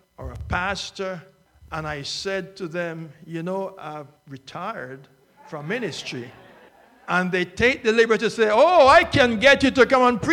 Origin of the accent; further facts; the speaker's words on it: Jamaica; also born or lived in Northeast United States; now in Florida, United States; I have lived in it for more times than I've lived in my home country of Jamaica